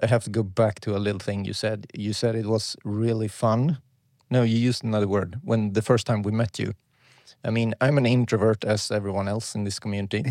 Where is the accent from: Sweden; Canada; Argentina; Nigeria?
Sweden; I'm from Sweden.